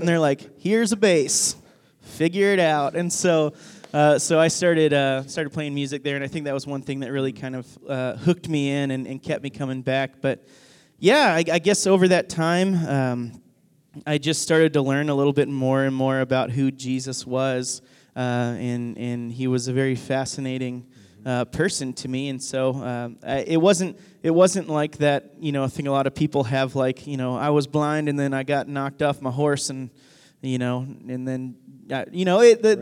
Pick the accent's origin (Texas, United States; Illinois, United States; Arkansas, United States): Arkansas, United States; Northwest; whenever I was growing up, I grew up in Arkansas